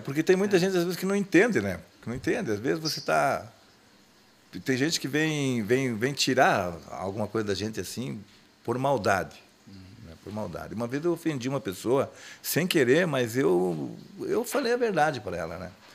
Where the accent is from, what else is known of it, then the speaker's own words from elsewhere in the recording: Gaúcho, Rio Grande do Sul, Brazil; eu sou gaúcho.